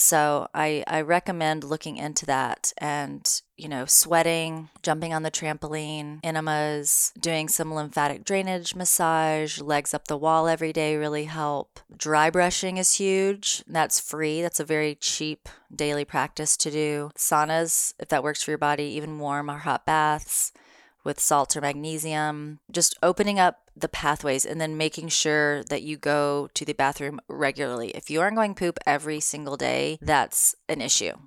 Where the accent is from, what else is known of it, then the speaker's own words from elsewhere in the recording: the South, United States; moved away; I'm from the South.